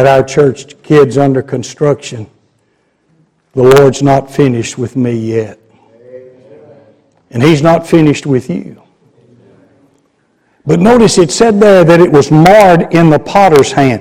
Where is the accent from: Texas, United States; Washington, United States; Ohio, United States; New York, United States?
Texas, United States; Garland; also born or lived in Chattanooga, Tennessee; Garland, my hometown